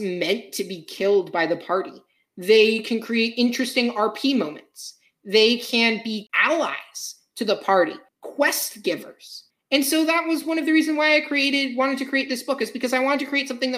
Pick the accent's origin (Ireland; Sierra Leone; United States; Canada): Ireland; I'm Irish myself. So, you know, I got told a lot of Irish folktales as a kid